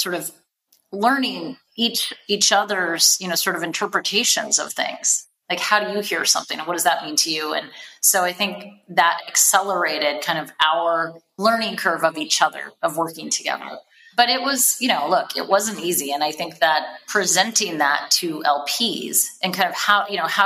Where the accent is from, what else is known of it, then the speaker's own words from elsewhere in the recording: Seattle, Washington, United States; I grew up in Seattle and have like lived West Coast basically my whole life